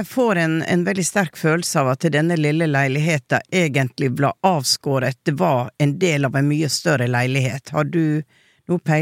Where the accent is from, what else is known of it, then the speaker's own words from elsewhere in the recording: Oslo, Norway; Jeg hadde en, en episode på Åndenes makt, jeg er fra Sankthanshaugen.